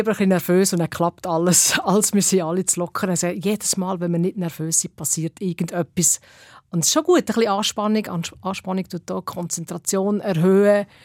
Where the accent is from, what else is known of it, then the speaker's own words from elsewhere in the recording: Switzerland; du hast als Schweizer Act musst halt äh, schauen, ob du noch Platz hast